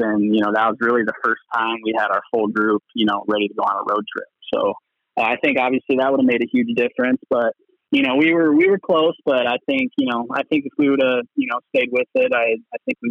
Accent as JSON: {"language": "English", "region": "Illinois", "country": "United States", "moved": "yes", "lives_now": "Arizona, United States", "said": "being from Illinois"}